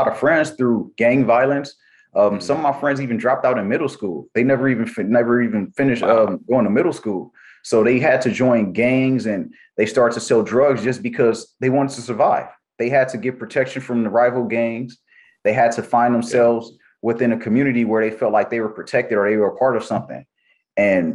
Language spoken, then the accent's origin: English; Los Angeles, California, United States; also born or lived in Compton, California; I grew up in Watts, California